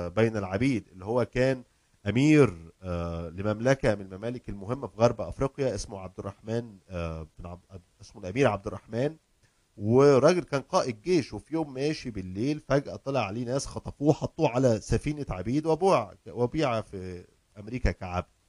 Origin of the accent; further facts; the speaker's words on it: Egypt; now in United States; عندنا في مصر